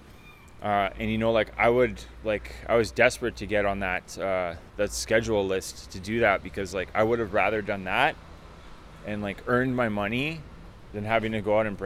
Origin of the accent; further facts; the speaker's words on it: Richmond, British Columbia, Canada; also born or lived in Vancouver, Canada; I'm from here. I grew up in Richmond, British Columbia